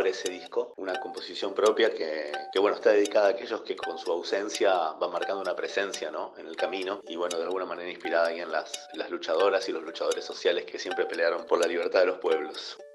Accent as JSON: {"language": "Spanish", "town": "Buenos Aires", "country": "Argentina", "tie": "born or raised there", "moved": "as an adult", "lives_now": "Valle de Traslasierra, Argentina", "said": "soy músico, compositor, productor. Vivo hace siete años en el Valle de Tras la Sierra, me crié en Buenos Aires."}